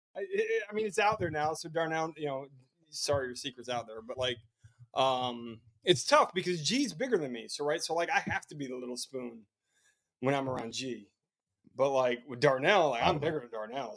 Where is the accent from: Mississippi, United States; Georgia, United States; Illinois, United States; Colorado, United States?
Illinois, United States; Chicago; now in Columbia, United States; I'm from Chicago, Illinois. Currently, the, currently living in Columbia, South Carolina